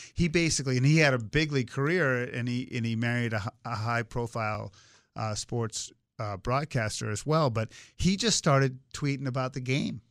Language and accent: English; Swampscott, Massachusetts, United States; growing up in Swampscott, Massachusetts, where we had a rich baseball tradition